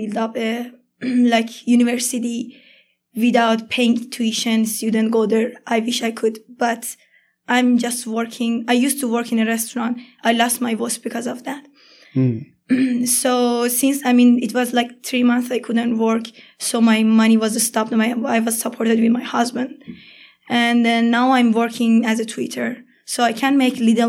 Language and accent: English; Iran; English is a second language; moved away as an adult; I'm from Iran